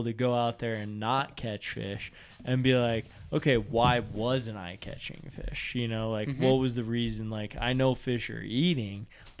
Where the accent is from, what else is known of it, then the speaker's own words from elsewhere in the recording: Aurora, Colorado, United States; I grew up in Aurora, Colorado, fishing freaking bass ponds